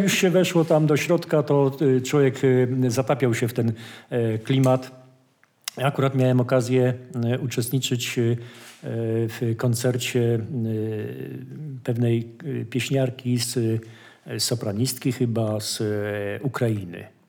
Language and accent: Polish; Wołów, Lower Silesian Voivodeship, Poland; jestem z Wołowa